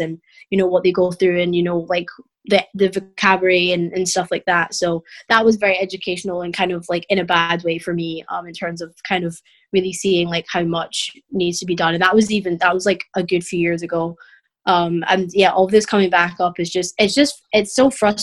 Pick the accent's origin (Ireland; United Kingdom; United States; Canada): United Kingdom; as a British person